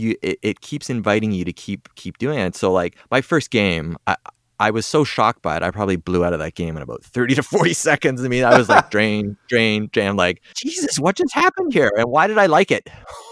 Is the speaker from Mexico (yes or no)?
no; Toronto, Ontario, Canada; From Toronto, yep.